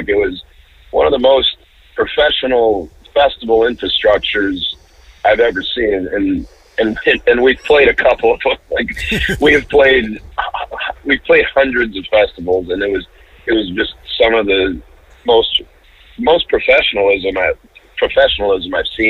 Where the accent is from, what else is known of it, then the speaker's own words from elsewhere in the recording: Orion, Michigan, United States; We're playing in my hometown, actually, Orion, Michigan.